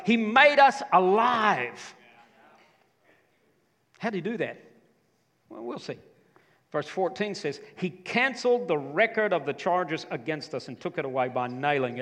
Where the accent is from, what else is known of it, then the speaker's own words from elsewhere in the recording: United States; in my home state